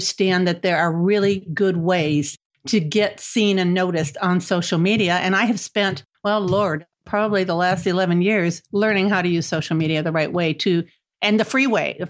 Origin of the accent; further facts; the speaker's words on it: Cleveland, Ohio, United States; also born or lived in Chicago, Illinois; now in Florida, United States; I was born and raised in Cleveland, Ohio